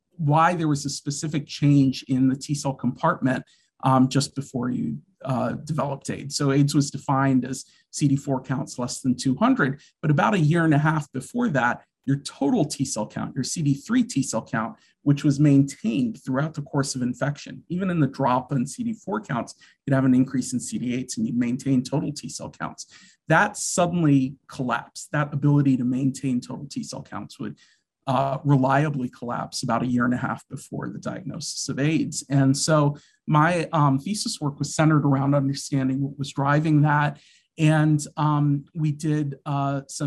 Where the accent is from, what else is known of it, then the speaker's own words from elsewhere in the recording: Washington, District of Columbia, United States; I grew up in the Washington, D.C. area.